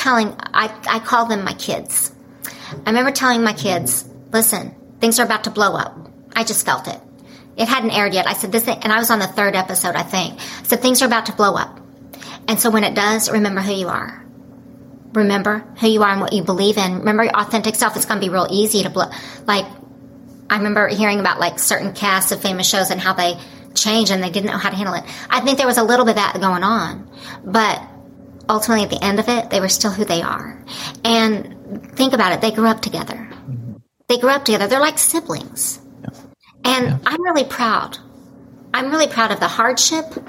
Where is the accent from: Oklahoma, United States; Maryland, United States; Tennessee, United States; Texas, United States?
Oklahoma, United States; also born or lived in Dallas; I grew up in Oklahoma